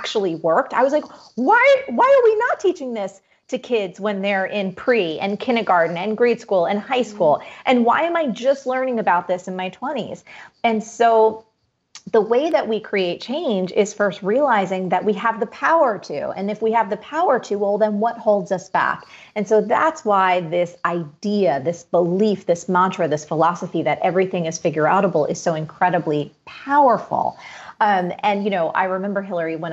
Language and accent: English; East Coast, United States; growing up in the East Coast. Again, I've done the winters my whole life